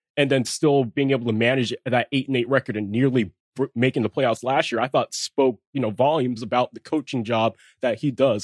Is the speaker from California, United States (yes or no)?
yes; Southern California, United States; I grew up in Southern California.